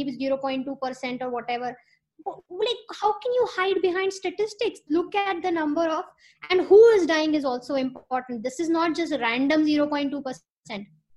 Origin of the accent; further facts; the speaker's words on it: Lucknow, Uttar Pradesh, India; now in New York, United States; I'm from Lucknow